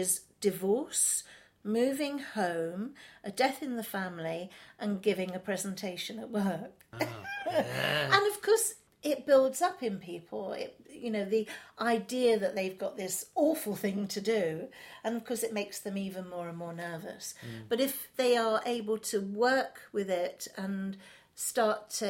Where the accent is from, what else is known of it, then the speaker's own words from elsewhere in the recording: London, United Kingdom; I was brought up in Chelsea. I'm not a Chelsea girl. I'm not a Sloane girl. But my family are Londoners